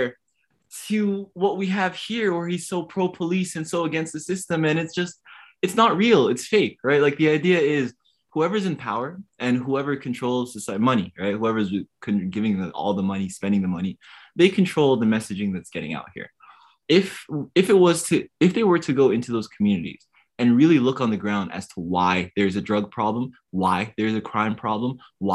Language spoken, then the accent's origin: English; Toronto, Ontario, Canada; I'm from West End of Toronto, the Rexdale community. My parents are refugees around a bunch of immigrants